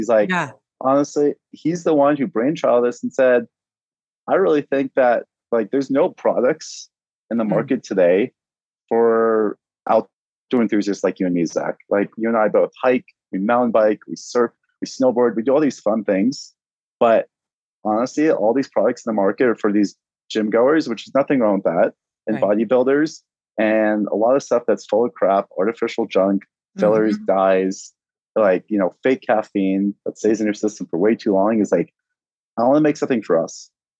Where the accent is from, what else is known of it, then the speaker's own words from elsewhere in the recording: Maine, United States; also born or lived in Boston / Santa Barbara; So I grew up actually, I was born in Boston, raised in Maine for a little bit, then jetted out to Santa Barbara, which I love.